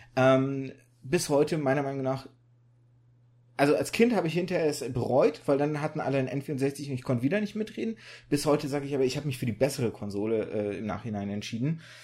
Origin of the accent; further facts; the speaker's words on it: Germany; also born or lived in Kazakhstan / Russia; Ich bin immer in Deutschland groß geworden